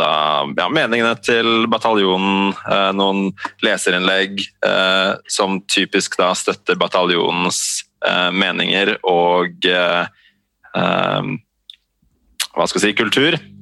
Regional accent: Eastern Norway, Norway; Jeg vokste opp her på Østlandet med en mor fra Bergen

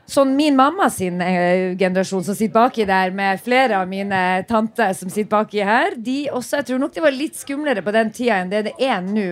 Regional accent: Narvik, Nordland, Norway; moved away as an adult; also born or lived in Oslo

